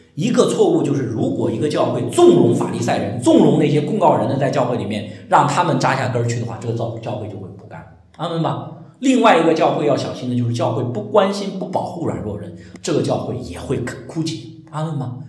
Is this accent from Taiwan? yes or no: no; China; 我们中国人